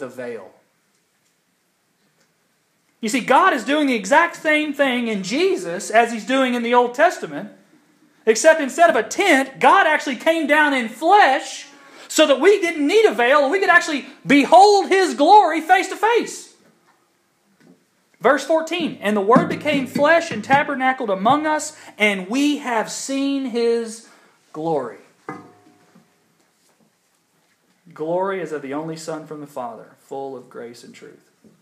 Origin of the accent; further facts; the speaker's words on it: Kentucky, United States; now in Georgia, United States; for a kid growing up in Kentucky, it was amazing